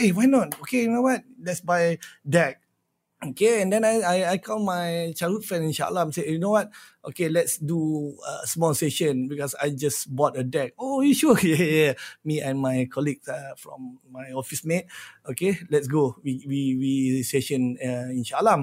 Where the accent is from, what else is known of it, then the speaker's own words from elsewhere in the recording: Shah Alam, Selangor, Malaysia; I'm from Shah Alam